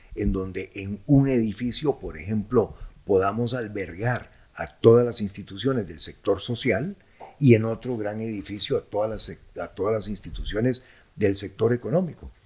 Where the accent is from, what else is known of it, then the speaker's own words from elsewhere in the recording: Costa Rica; yo soy un costarricense, me siento orgulloso de mi país, yo amo este país